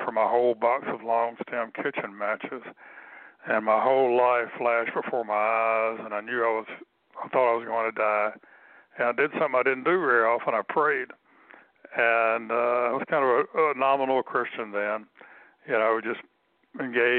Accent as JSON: {"language": "English", "town": "Tupelo", "region": "Mississippi", "country": "United States", "tie": "born or raised there", "moved": "yes", "said": "I was born in Tupelo in April of 1948."}